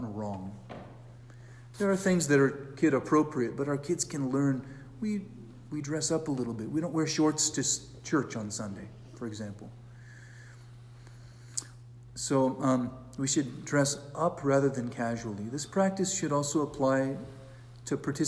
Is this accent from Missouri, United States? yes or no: no; California, United States; now in Brier, United States; I'm from California